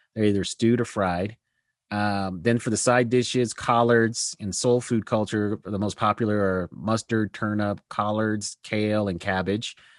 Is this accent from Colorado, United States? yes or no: yes; Denver, Colorado, United States; also born or lived in Aurora, Colorado; I grew up in Denver, Colorado. Uh, and first, the part of my life, then moved to a suburb called Aurora, Colorado. So that's where I grew up